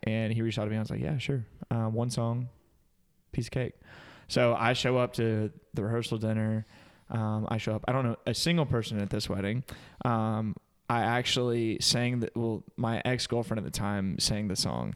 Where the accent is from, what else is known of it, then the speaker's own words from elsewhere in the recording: Greenwood, South Carolina, United States; now in Anderson, United States; I was born and raised in Greenwood